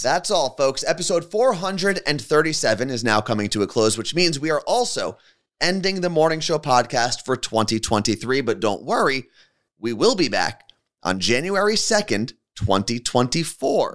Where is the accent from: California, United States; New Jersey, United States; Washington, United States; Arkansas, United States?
New Jersey, United States; someone who was born and raised in New Jersey.